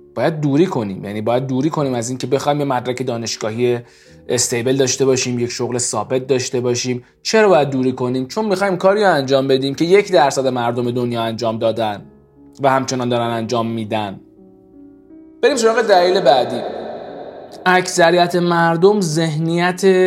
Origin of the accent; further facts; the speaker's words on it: Iran; ما ایرانیم